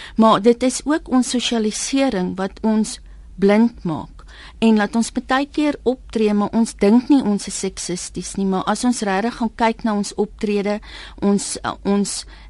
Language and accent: Afrikaans; South Africa; 'n wit Suid-Afrikaner